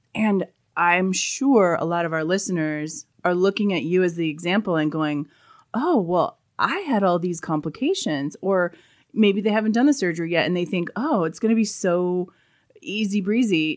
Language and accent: English; Colorado, United States; I grew up in Colorado